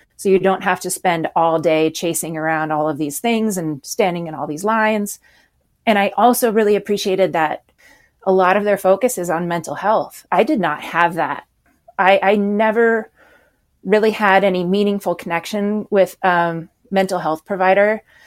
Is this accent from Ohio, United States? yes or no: no; Anchorage, Alaska, United States; also born or lived in Washington; I grew up in Alaska